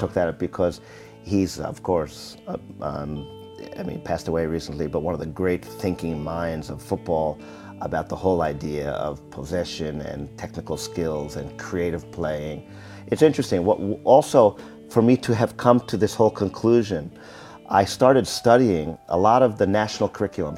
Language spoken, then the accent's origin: English; United States; moved away; I'm from America